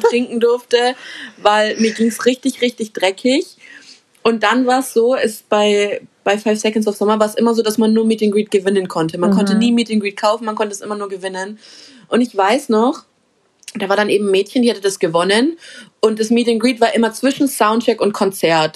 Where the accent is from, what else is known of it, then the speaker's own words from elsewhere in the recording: Munich, Bavaria, Germany; bei uns in München